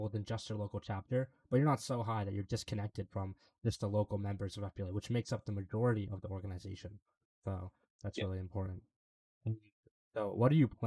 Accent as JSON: {"language": "English", "region": "Pennsylvania", "country": "United States", "said": "I'm from Pennsylvania"}